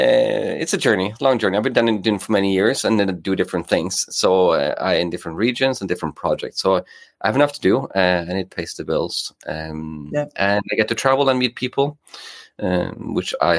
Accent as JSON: {"language": "English", "country": "Norway", "tie": "born or raised there", "also_born_or_lived": "England", "second_language": "English", "moved": "yes", "lives_now": "Gothenburg, Sweden", "said": "I'm based in Gothenburg in Sweden, but I'm from Norway."}